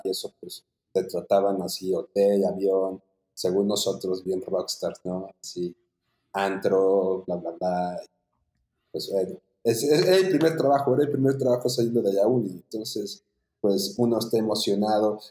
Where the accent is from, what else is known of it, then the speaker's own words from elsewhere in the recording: Puebla, Mexico; soy de la ciudad de Puebla, nacido en Puebla, Puebla. Pues la verdad, tuve una infancia muy tranquila